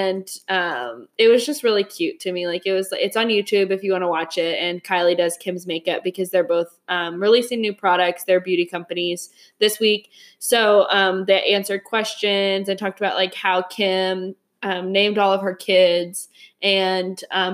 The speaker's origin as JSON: {"language": "English", "town": "Oklahoma City", "region": "Oklahoma", "country": "United States", "said": "We're from Oklahoma City"}